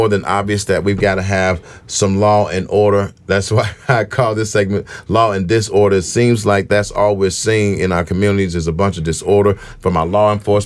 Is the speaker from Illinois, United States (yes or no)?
yes; Chicago, Illinois, United States; I'm from Chicago, came up on the South Side in a very, very unfavorable neighborhood